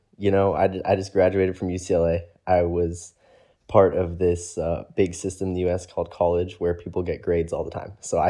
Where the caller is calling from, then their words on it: Sweden; It's very interesting because I'm doing this from Sweden.